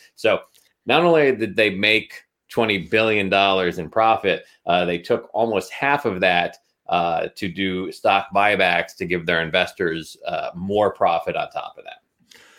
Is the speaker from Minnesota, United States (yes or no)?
no; Pennsylvania, United States; a Republican from the great state of Pennsylvania, my, my home state